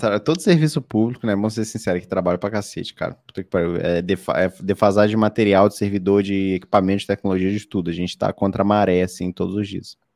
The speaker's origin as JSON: {"language": "Portuguese", "region": "Rio de Janeiro", "country": "Brazil", "said": "eu sou do Rio de Janeiro"}